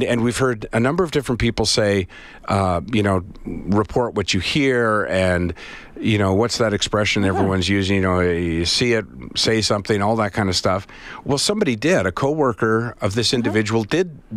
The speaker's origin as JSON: {"language": "English", "country": "Canada", "tie": "born or raised there", "said": "I'm Canadian born"}